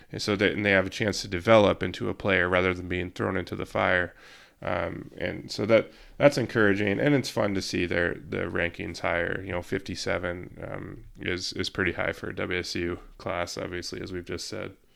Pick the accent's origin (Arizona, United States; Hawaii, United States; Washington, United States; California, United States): Washington, United States; Yakima Valley; moved away; I'm from the Yakima Valley and I have family there still